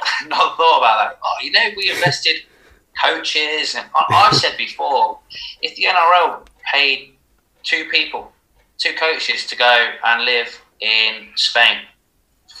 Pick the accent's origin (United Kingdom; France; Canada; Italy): United Kingdom; Leicester, East Midlands; I'm from Leicester